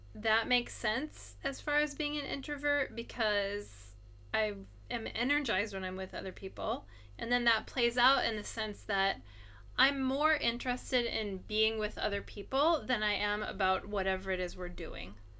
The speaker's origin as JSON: {"language": "English", "country": "United States", "moved": "yes", "lives_now": "Japan", "said": "as an American, or at least the way that I think, even though I've been here for a long time and I speak Japanese"}